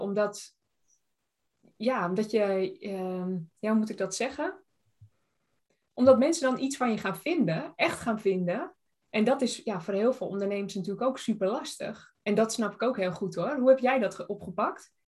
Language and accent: Dutch; Tuitjenhorn, North Holland, Netherlands; moved away; ik kom oorspronkelijk uit Tuitje Horen